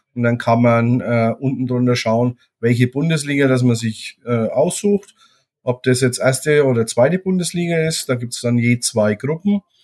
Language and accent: German; Germany; bei uns in Deutschland